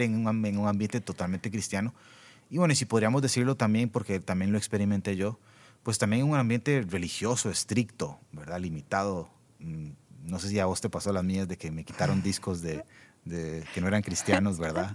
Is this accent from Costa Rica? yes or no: yes; Costa Rica